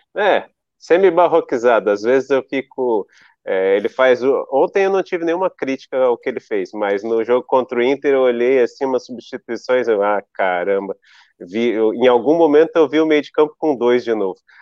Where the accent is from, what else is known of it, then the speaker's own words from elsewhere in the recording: Brasília, Federal District, Brazil; now in Florianópolis, Brazil; eu sou de Brasília